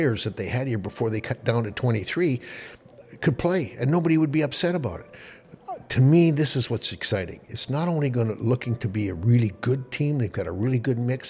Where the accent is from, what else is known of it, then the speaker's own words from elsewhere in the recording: Calgary, Alberta, Canada; also born or lived in Philadelphia; now in Florida, United States; as a kid growing up in Calgary